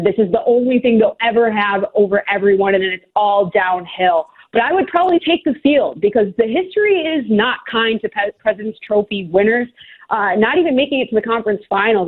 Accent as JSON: {"language": "English", "region": "Minnesota", "country": "United States", "moved": "yes", "said": "I'm from Minnesota originally"}